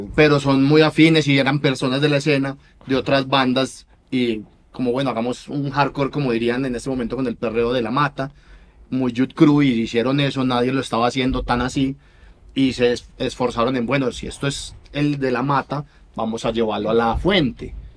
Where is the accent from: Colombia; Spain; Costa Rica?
Colombia; en mi país